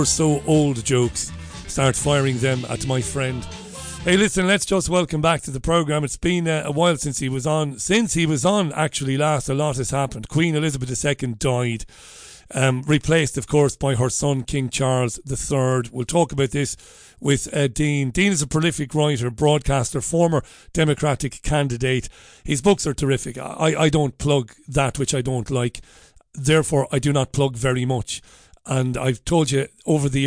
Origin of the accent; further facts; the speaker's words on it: Ireland; now in United Kingdom; I'm an Irishman